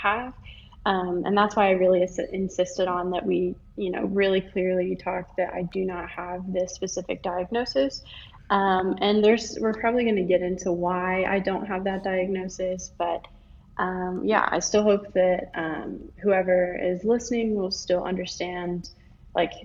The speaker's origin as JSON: {"language": "English", "town": "Live Oak", "region": "Florida", "country": "United States", "tie": "born or raised there", "said": "I'm from Live Oak, Florida. It's a really, really small town, very conservative, agricultural based, went to a really small high school"}